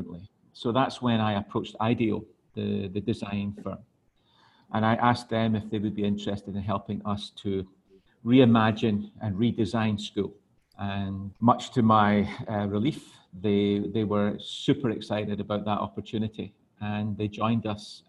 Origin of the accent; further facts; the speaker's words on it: Scotland, United Kingdom; moved away as an adult; also born or lived in Hong Kong / Glasgow; now in Thailand; I'm originally from Scotland. I lived in Hong Kong for 26 years prior to coming out to Thailand last year.